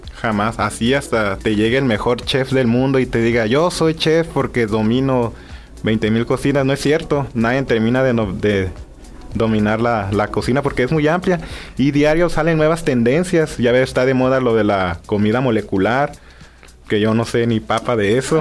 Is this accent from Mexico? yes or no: yes; Mexico; nosotros que somos mexicanos